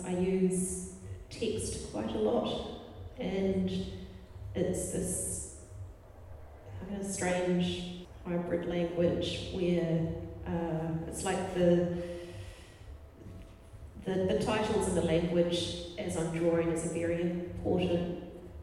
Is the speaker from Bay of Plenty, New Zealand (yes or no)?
yes; Tauranga, Bay of Plenty, New Zealand; also born or lived in Christchurch; when I grew up in Tauranga